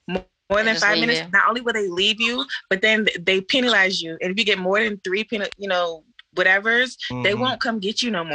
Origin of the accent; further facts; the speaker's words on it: Brandywine, Maryland, United States; now in Baltimore, United States; I ended up moving to Baltimore, because where I live before sounds a lot like where Kate lives. I was raised in Brandywine, Maryland. Most people consider it Waldorf, and it's straight suburb.